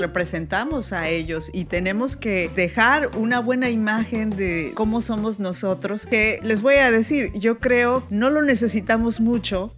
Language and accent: Spanish; Veracruz, Mexico; now in France; como yo de Veracruz